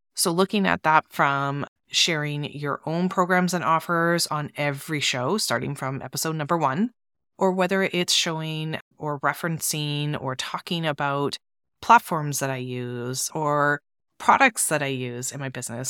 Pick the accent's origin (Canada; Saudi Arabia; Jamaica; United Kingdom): Canada; I'm from Canada